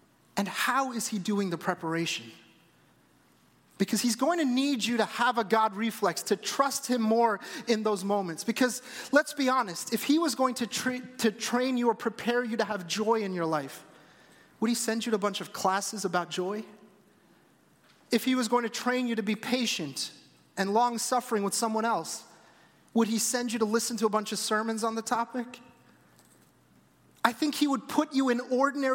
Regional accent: New Jersey, United States; As a teenager growing up in New Jersey

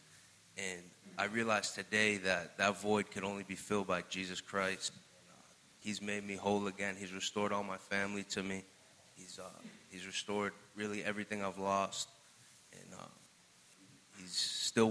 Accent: Fitchburg, Massachusetts, United States; I'm from Fitchburg, Massachusetts. Growing up, I had a great life

